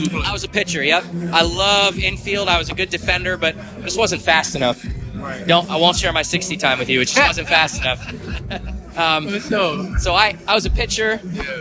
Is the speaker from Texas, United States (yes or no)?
no; Midland, Michigan, United States; moved away as an adult; now in Kankakee, United States; our, town where I grew up in is called Midland, the middle of the state.